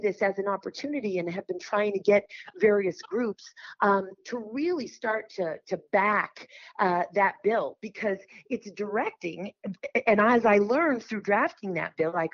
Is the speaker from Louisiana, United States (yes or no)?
no; Boston, Massachusetts, United States; I was born in Boston. I've lived in Boston